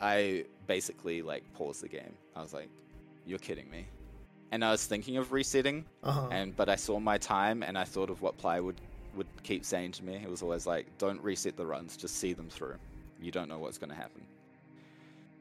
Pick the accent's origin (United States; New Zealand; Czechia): New Zealand; I'm from New Zealand